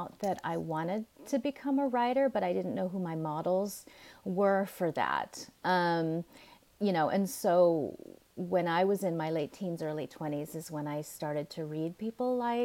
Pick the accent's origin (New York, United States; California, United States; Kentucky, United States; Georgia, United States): California, United States; Fremont; also born or lived in Manila, Philippines; now in Oakland, United States; I grew up in a suburb called Fremont